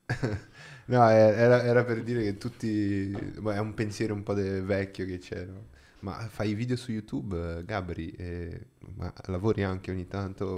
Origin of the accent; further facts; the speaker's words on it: Brazil; Italian is a second language; now in Italy; In Brasile, da dove vengo io